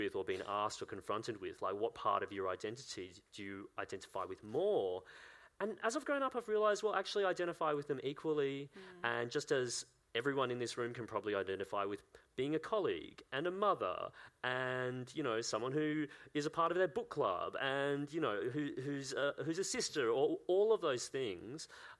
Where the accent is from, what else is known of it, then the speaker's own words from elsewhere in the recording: Sunshine Coast, Queensland, Australia; when we were growing up, we were in coastal Queensland. This is the Sunshine Coast, about an hour and a half north of Brisbane.